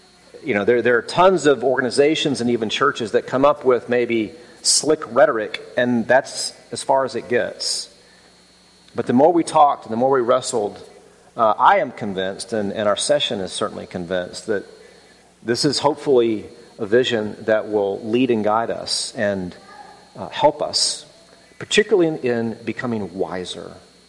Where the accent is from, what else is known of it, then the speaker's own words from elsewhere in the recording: Birmingham, Alabama, United States; It's like, well, no, I'm from Birmingham.